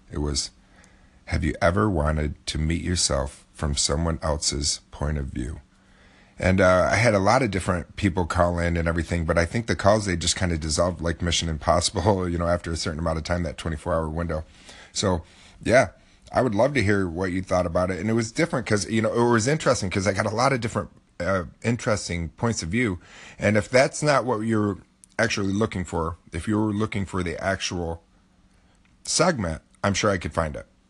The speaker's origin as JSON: {"language": "English", "town": "Oswego", "region": "New York", "country": "United States", "tie": "born or raised there", "said": "Syracuse is about forty-five minutes away from my hometown."}